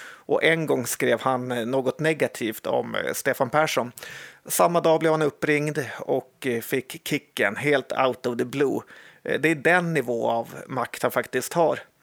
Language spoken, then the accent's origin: Swedish; Sweden; vi svenskar